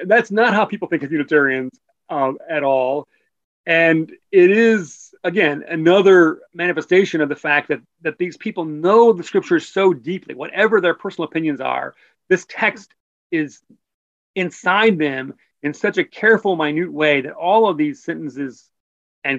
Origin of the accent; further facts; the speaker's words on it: United States; also born or lived in England; as an American